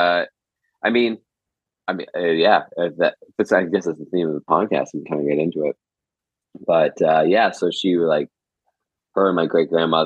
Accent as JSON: {"language": "English", "area": "a small town just north of Toronto", "region": "Ontario", "country": "Canada", "tie": "born or raised there", "said": "I was born here in Canada. Just north of Toronto. I grew up in a small town there"}